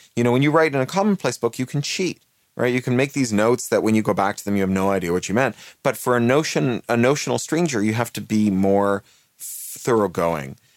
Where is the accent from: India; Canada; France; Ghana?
Canada; moved away; also born or lived in United Kingdom; I'm a Canadian who is naturalized British